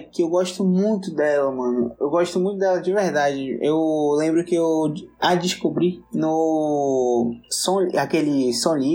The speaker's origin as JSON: {"language": "Portuguese", "region": "Northeast Region", "country": "Brazil", "said": "Ele, aliás, eu sou do Nordeste, ele é do Sul, ele prefere rap e eu sou mais gadu"}